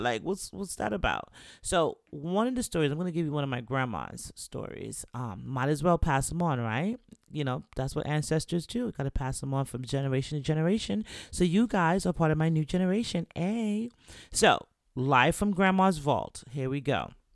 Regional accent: New York, United States; moved away; also born or lived in Jamaica / Florida / Virginia; I'm from New York

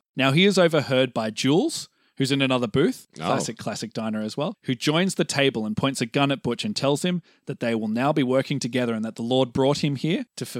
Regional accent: Australia; We're both Australian, so

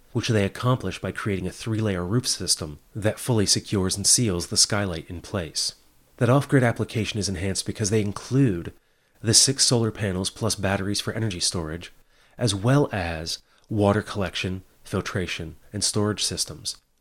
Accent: Hagerstown, Maryland, United States; my hometown of Hagerstown

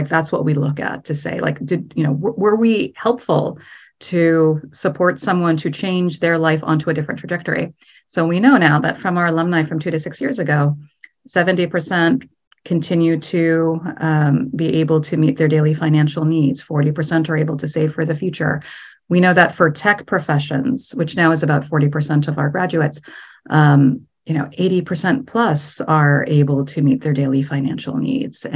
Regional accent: United States; I'm Egyptian American

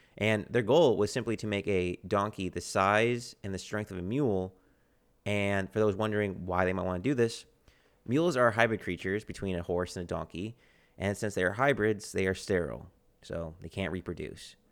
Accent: United States; my American countrymen

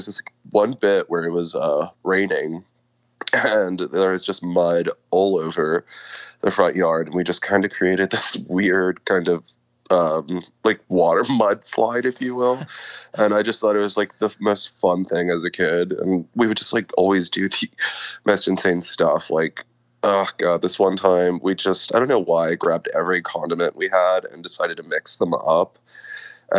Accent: La Feria, Texas, United States; moved away as an adult; also born or lived in Austin, Texas; I'm originally from the Rio Grande Valley, like a small town called La Feria

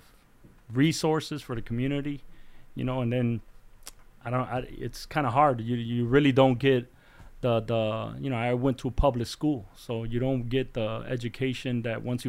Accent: Chicago, Illinois, United States; born and raised here in Chicago, but in Humboldt Park community, Puerto Rican community.

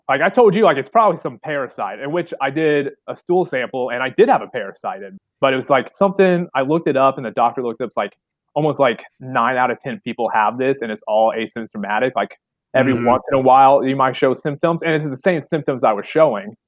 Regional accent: Southern Illinois, United States; my hometown's about 45 minutes north of Kentucky

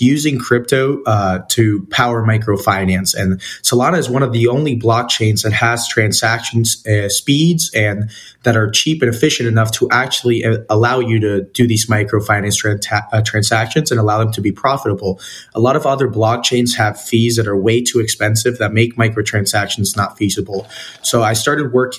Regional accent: El Salvador; growing up in El Salvador

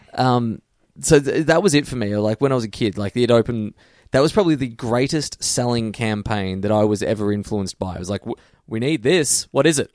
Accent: Geelong, Victoria, Australia; I'm from Geelong

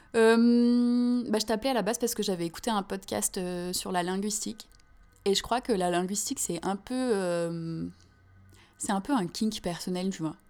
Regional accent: France; moved away; also born or lived in Canada; nous en tant que Français de France

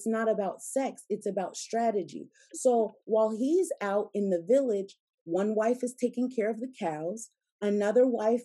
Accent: United States; I'm American

